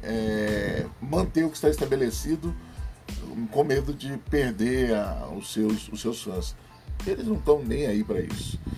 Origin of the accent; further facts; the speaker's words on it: Brazil; Sou brasileiro